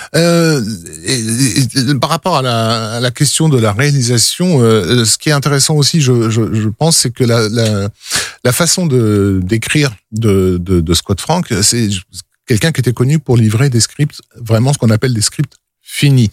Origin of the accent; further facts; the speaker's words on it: France; on est français, donc on entend du français